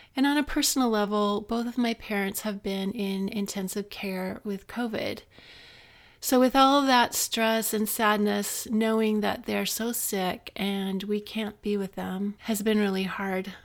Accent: Utah, United States; moved away as an adult; also born or lived in Reno; I had grown up in Utah.

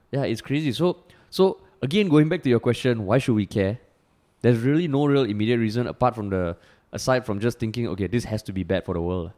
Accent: Singapore; growing up in Singapore

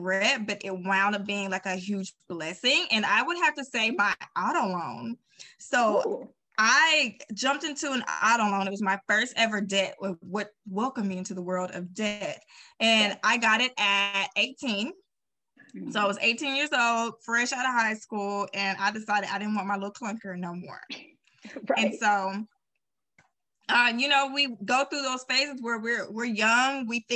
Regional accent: Arkansas, United States; we're from Arkansas, like, we're not used to that. We didn't have an outlet mall at that time

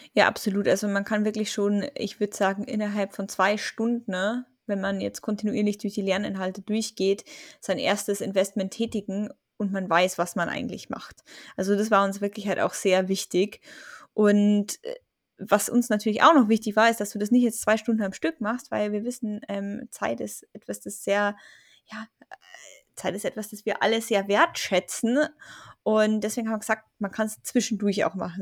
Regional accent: Germany; bei uns in Deutschland

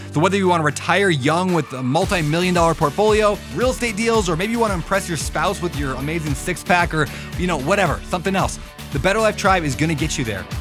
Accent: United States; as an American

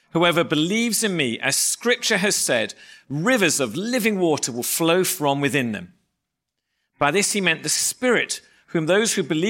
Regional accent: England, United Kingdom; moved away; we are English

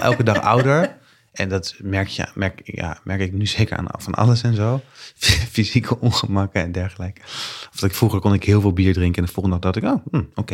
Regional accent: The Hague, South Holland, Netherlands; moved away; Ik ben net terug verhuisd naar, naar Den Haag, waar ik ben opgegroeid als kind.

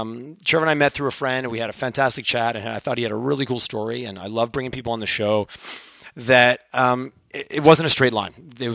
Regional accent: Quebec, Canada; now in Calgary, Canada; I grew up in Quebec

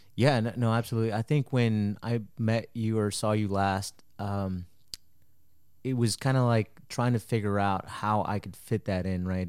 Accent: Marble Falls, Texas, United States; also born or lived in Mexico; my parents brought me to Texas when I was four and I grew up in Marble Falls

